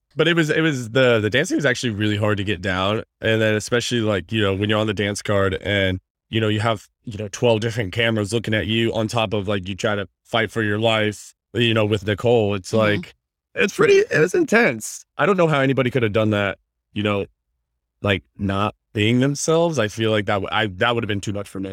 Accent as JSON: {"language": "English", "region": "Indiana", "country": "United States", "tie": "born or raised there", "moved": "as an adult", "lives_now": "Los Angeles, United States", "said": "I'm from Indiana, born and raised. I live, been living out here in LA for like six years"}